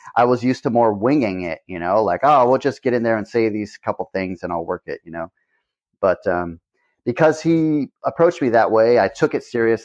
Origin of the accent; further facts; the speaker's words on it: Hanford, California, United States; now in Ventura, United States; I didn't care much for the mentality of my hometown